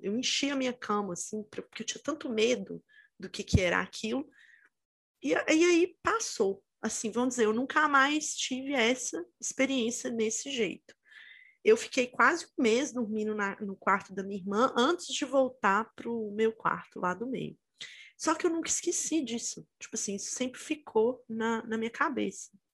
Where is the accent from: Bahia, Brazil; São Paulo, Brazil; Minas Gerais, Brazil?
Minas Gerais, Brazil; Itabira; eu sou de Minas, né? E eu morava no interior, em Minas, perto de Belo Horizonte, até é uma cidade que chama Itabira